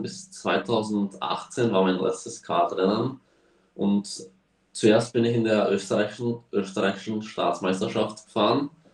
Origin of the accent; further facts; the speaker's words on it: Slovakia; also born or lived in Spain; sind wir hierher gezogen, weil der Slowakia-Ring bei uns in der Slowakei eröffnet hat